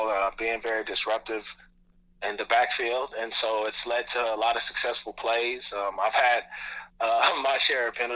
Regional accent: Dayton, Ohio, United States; I grew up in Dayton, Ohio, went to Wayne High School.

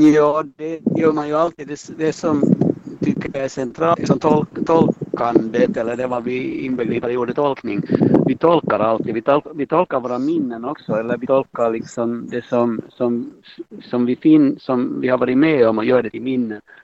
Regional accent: Helsinki, Uusimaa, Finland; jag har ju dels min barndom i Munksnäs gård är liksom en sak och sen det andra är ju det att jag levde hela min ungdom och alla mina tonår i Munksnäs

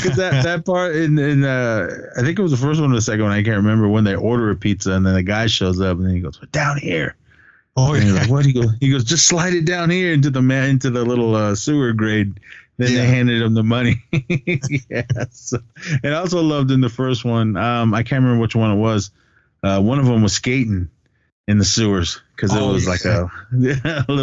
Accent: Oakland, California, United States; We grew up in Oakland

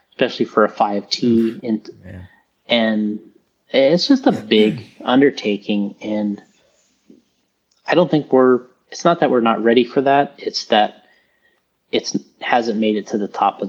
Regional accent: Florida, United States; I came from Florida

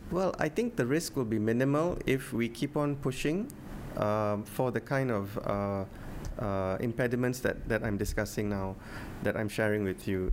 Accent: Penang, Malaysia; I'm from Penang

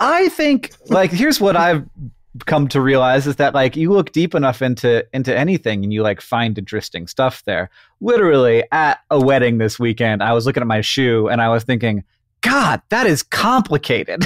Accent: Orlando, Florida, United States; I grew up in Orlando, Florida

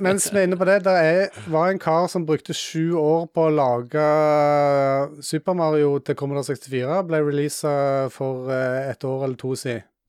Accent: Jæren, Rogaland, Norway; i området som jeg vokste opp på Jæren

